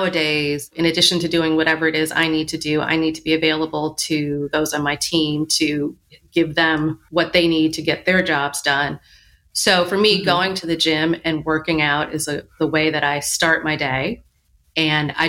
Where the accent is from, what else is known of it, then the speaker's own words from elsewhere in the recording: Michigan, United States; now in New York, United States; I grew up in Michigan